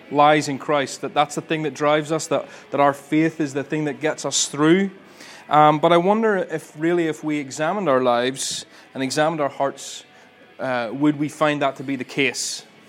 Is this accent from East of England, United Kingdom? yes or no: no; Ballymena, Northern Ireland, United Kingdom; I'm originally from Ballymena, although you probably can't hear it in my accent.